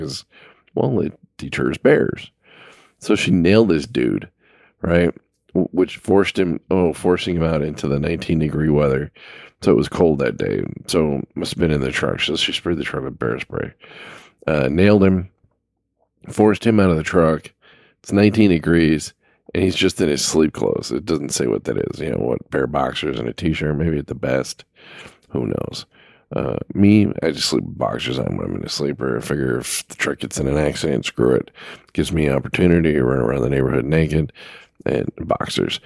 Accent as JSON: {"language": "English", "town": "Los Angeles", "region": "California", "country": "United States", "tie": "born or raised there", "said": "I grew up in Los Angeles"}